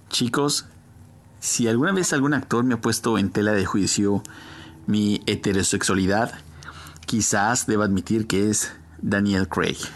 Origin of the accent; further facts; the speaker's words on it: Mexico City, Mexico; now in West Virginia, United States; Yo soy originario de la Ciudad de México, de la Chilangolópolis.